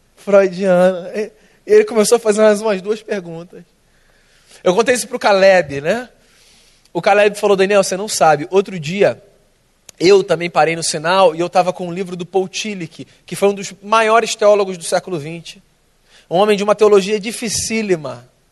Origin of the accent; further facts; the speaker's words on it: Rio de Janeiro, Brazil; eu sou carioca, tá? Nasci aqui, minha vida toda aqui